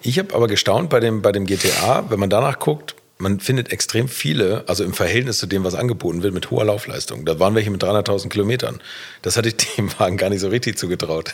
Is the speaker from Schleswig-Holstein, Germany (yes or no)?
yes; Bad Segeberg, Schleswig-Holstein, Germany; in Bad Segeberg in meiner Heimatstadt